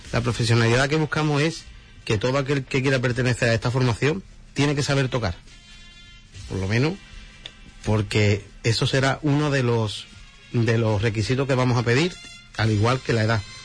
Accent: Huelva, Andalusia, Spain; somos tres músicos de Huelva

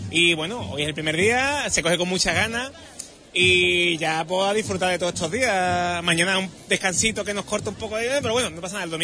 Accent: Huelva, Andalusia, Spain; Yo soy de la Victoria, muy de la Victoria, del cautivo de mi barrio.

